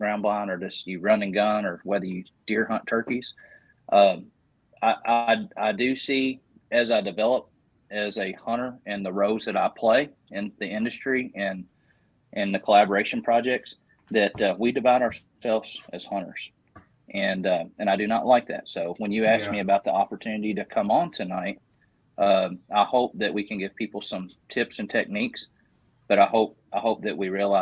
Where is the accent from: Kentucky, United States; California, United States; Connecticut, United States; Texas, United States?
Kentucky, United States; Northern; I live in Western Kentucky. I grew up in Northern Kentucky off the Ohio River